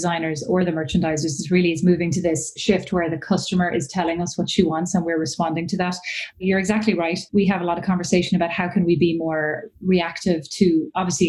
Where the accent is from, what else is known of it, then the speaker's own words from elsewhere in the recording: Ireland; moved away as an adult; also born or lived in Milan / Paris; I'm Irish, so I graduated from college in Ireland